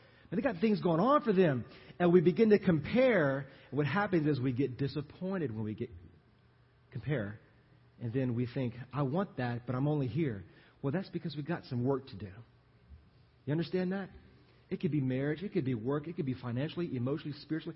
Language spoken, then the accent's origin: English; Louisiana, United States; moved away as an adult; now in Texas, United States; I am from Louisiana